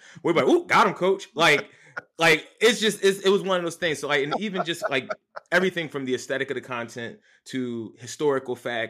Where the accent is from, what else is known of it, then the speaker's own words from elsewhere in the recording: Philadelphia, Pennsylvania, United States; moved away as an adult; now in Brooklyn, United States; Born and raised, yes, sir. Southwest Philadelphia.